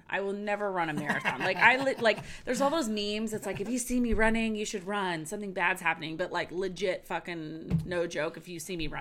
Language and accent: English; San Diego, California, United States; I grew up in San Diego